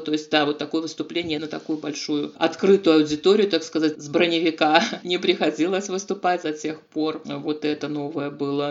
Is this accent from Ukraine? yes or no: no; Gomel, Gomel Region, Belarus; Я белоруска